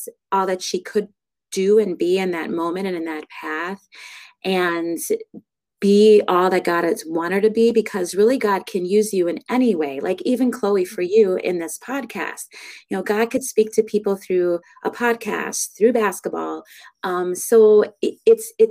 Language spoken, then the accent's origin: English; Pompano Beach, Florida, United States; moved away as an adult; now in Appleton, United States; I'm originally from Florida, Pompano Beach, Florida, which is just north of Fort Lauderdale. And I moved up to the Appleton, Wisconsin area when I was 19 years old